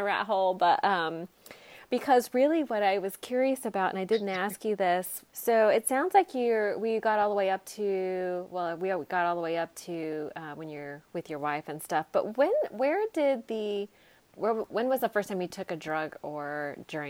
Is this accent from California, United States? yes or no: yes; California, United States; I grew up in California and people are like super liberal here